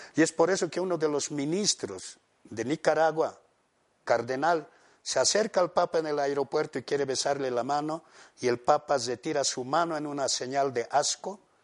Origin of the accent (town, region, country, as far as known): Bolivia